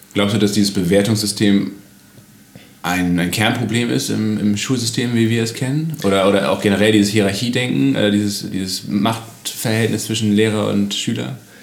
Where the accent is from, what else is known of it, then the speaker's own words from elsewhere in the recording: Kiel, Schleswig-Holstein, Germany; als Kieler